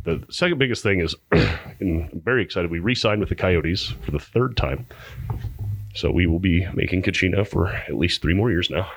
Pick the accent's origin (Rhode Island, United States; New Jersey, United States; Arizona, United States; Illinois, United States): Arizona, United States; Pinetop-Lakeside; now in Phoenix, United States; I'm from Pine Top Lakeside